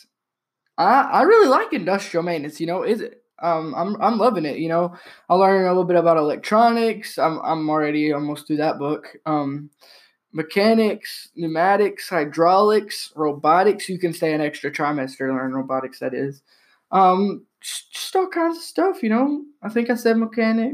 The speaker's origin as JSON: {"language": "English", "region": "Tennessee", "country": "United States", "said": "I'm from Tennessee"}